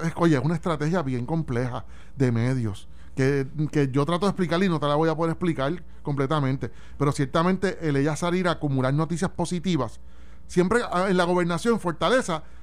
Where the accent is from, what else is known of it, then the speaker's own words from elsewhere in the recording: Puerto Rico; como puertorriqueños